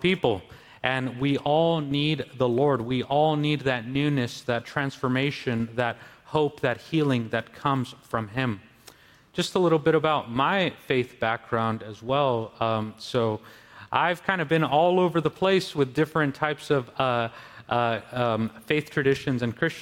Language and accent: English; Los Angeles County, California, United States; moved away as an adult; I was born in northern Baja California in Mexico, but I grew up in Los Angeles County, where I spent my entire childhood up until going to high school.